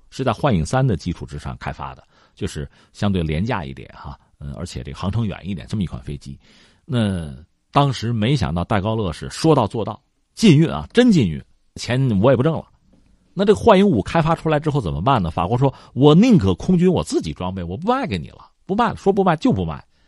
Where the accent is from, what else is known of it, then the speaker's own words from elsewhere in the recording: China; 我们中国人